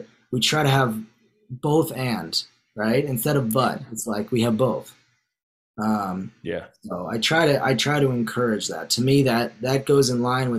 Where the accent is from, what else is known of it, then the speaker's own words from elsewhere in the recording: New York, United States; Growing up in New York